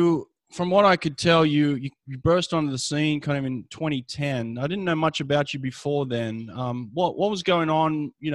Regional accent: Sydney, New South Wales, Australia; I grew up in Sydney.

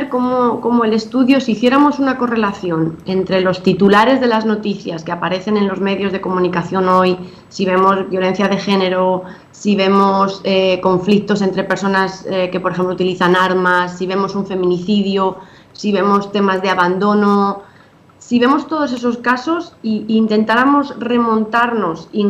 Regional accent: Spain; now in Dominican Republic; obviamente ahora estoy en Dominicana, estoy casada con un dominicano, tengo hijos dominicanos, pero me crié en España

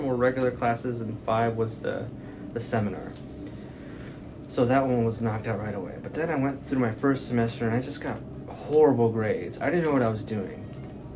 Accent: San Antonio, Texas, United States; I'm from San Antonio. I've lived there all my life. I grew up on the south side

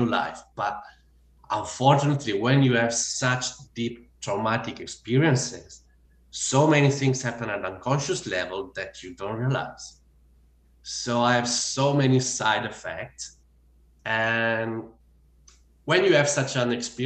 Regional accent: Italy; English is a second language; moved away as an adult; now in Australia; I bought one ticket to the farthest place on earth from Italy, and that was Australia

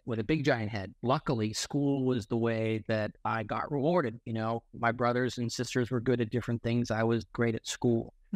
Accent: Boston, Massachusetts, United States; moved away as an adult; now in California, United States; Born and raised in Boston, I went to Cornell University.

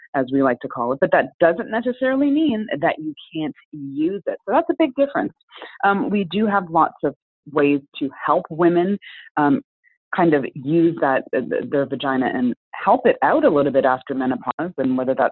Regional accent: Canada; also born or lived in Jamaica (heritage); now in Chicago, United States; We have same first name, we have Jamaican heritage, we're Canadian

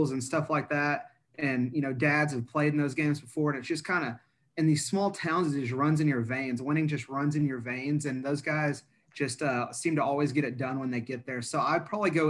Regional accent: near China Spring, about 30 minutes outside Waco, Texas, United States; China Spring is close to my hometown. It's about 30 minutes right uh, right outside of Waco.

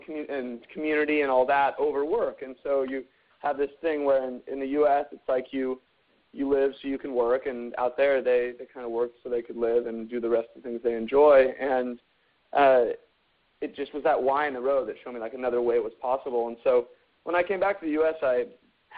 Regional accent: near San Francisco, California, United States; also born or lived in Santa Barbara, California / Spain; I grew up in just near San Francisco

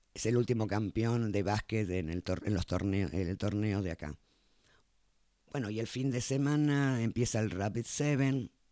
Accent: Argentina; somos argentinos

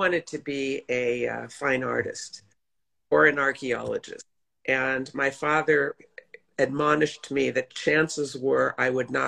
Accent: Los Angeles, California, United States; also born or lived in New York; I grew up in Los Angeles primarily

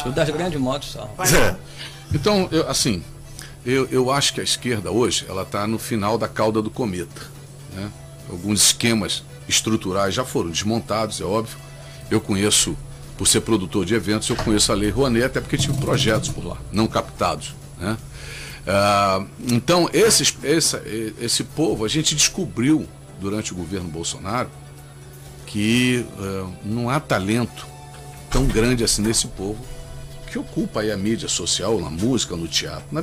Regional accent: Brazil; Eu sou brasileiro

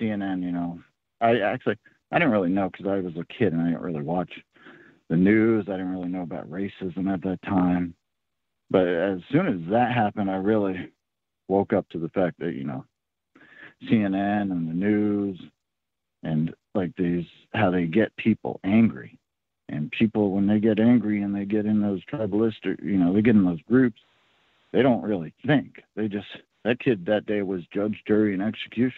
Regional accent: Oakland, California, United States; now in Rhode Island, United States; my childhood growing up in Oakland, California as a white kid

